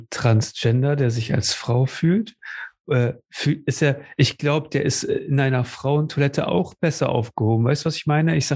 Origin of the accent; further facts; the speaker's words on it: Cuxhaven, Lower Saxony, Germany; Und, ne, und ich ihm sage, aus Cuxhaven oder was auch immer.